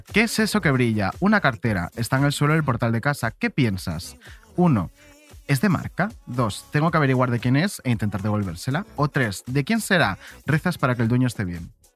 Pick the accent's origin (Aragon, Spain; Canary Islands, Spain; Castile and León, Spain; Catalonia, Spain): Canary Islands, Spain; Tenerife; moved away as an adult; now in Madrid, Spain; vivía en Tenerife y para estudiar ya simplemente la carrera me tuve que ir eh, a la península y luego ya pues a Madrid a trabajar